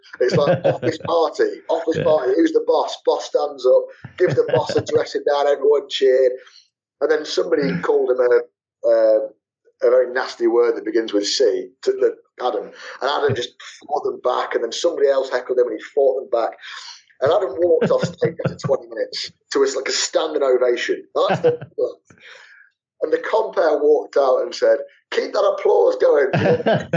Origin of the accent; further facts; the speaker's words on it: Leicester, East Midlands, United Kingdom; also born or lived in Manchester; my hometown